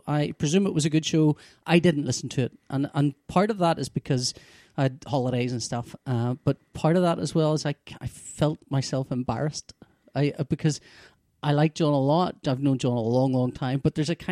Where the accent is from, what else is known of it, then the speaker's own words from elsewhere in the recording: Belfast, Northern Ireland, United Kingdom; I've lived around Sunnyside Street since, I think I was, when I was born, we lived around Annadale Flats